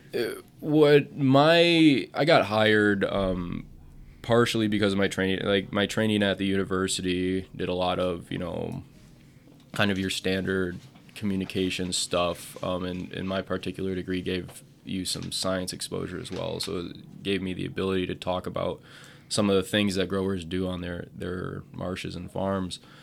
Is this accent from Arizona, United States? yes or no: no; Portage, Wisconsin, United States; also born or lived in Madison, Wisconsin / Hot Springs, South Dakota; now in Wisconsin Rapids, United States; I grew up in Portage